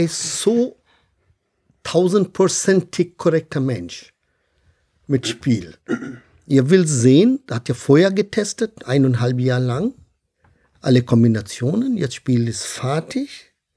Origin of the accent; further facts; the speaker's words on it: India; German is a second language; now in Bonn, Germany; Ich komme ursprünglich aus Indien